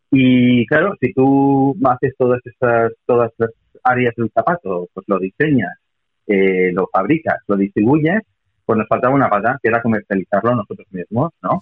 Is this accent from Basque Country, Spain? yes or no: yes; Basque Country, Spain; soy vasco